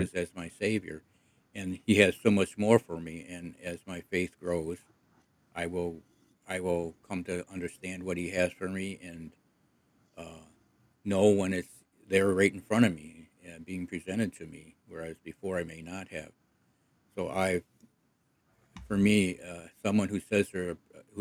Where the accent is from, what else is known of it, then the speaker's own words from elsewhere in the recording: Croswell, Michigan, United States; We grew up in the Episcopal Church, and when we lived in a small town of Croswell